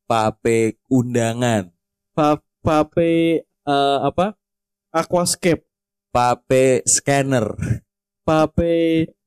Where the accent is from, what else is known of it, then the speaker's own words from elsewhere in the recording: East Java, Indonesia; Asal saya di puncak gunung tertinggi di Ponorogo.